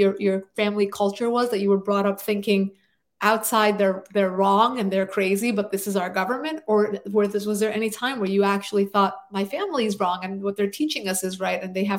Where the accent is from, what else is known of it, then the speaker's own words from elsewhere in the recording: East Coast, United States; was born and raised in the United States